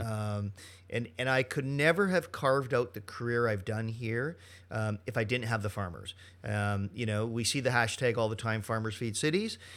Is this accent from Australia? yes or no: no; Canada; Monsieur Poisson hires me because I'm Canadian